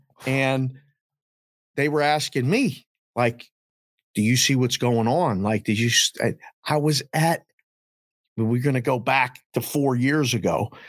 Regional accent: Pittsburgh, Pennsylvania, United States; I'm a guy from Pittsburgh, but I don't live and breathe it.

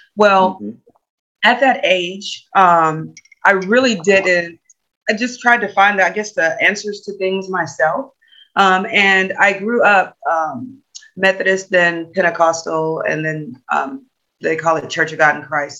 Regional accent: Natchez, Louisiana, United States; now in Texas, United States; I'm originally from Louisiana

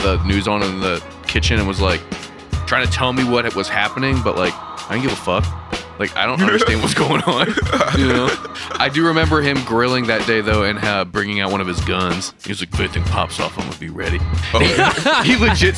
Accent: Western Maryland, United States; the cultural bubble that I grew up in Western Maryland

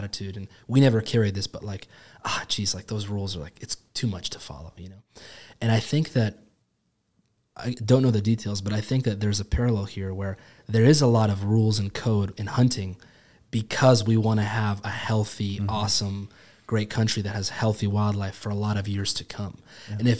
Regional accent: United States; so I was born in America, born and raised, love America is amazing.

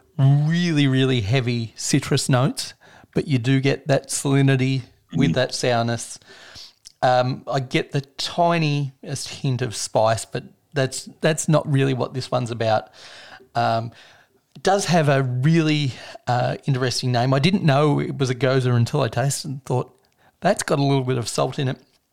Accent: Victoria, Australia; So my home state

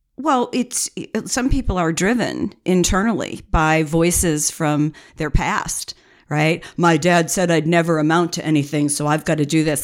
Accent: United States; we're Americans

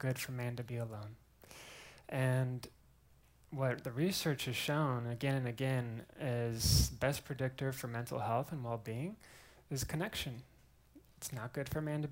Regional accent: Eugene, Oregon, United States; also born or lived in Waco, Texas; now in Austin, United States; I'm originally from Eugene, Oregon. Grew up there

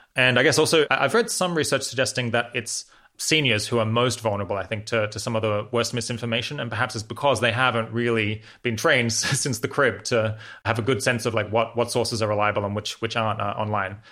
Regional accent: Australia; moved away; I'm originally from Australia.

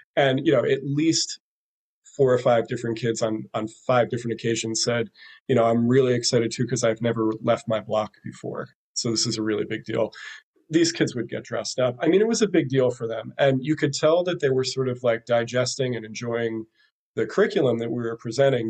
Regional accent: Philadelphia, Pennsylvania, United States; now in Brooklyn, United States; Philadelphia is is at the top of my list because that's my my hometown and I, I love Philly

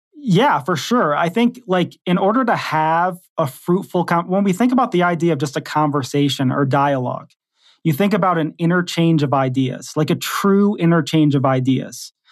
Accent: Detroit, Michigan, United States; moved away as an adult; also born or lived in Texas / Kentucky; I grew up in Detroit, Michigan. I lived there till I was about, maybe in my early twenties, and then I went off to Bible college in Texas

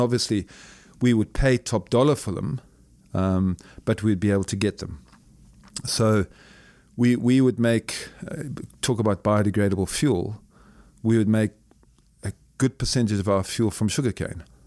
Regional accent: Zimbabwe; born and raised in a Southern African country called Zimbabwe

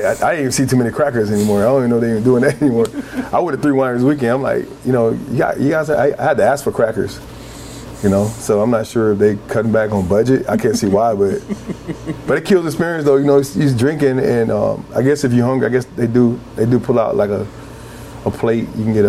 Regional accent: the South, United States; I'm from the South.

